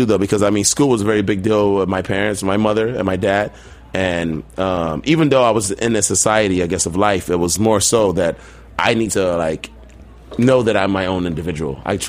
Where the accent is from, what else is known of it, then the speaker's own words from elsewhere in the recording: Chicago, Illinois, United States; moved away as an adult; also born or lived in Virginia; now in New York, United States; I grew up in Southside Chicago, like Caprini Green, Inglewood, Chicago, you know, the ruckus, I guess. The murder capital of the world